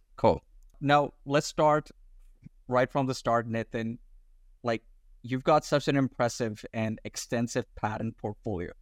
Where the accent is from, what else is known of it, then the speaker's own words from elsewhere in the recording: India; now in Australia; having our roots in India, born in India, and then we were educated overseas.